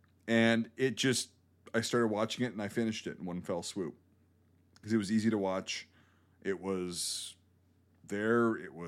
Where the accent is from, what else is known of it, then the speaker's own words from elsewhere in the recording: Baltimore, Maryland, United States; I'm from Baltimore.